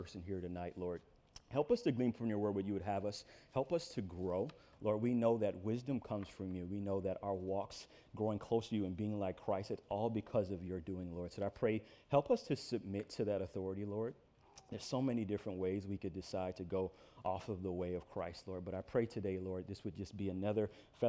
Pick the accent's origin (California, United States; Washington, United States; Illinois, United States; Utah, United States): Illinois, United States; moved away as an adult; I grew up originally in Illinois. I was in the Navy. I moved a couple different places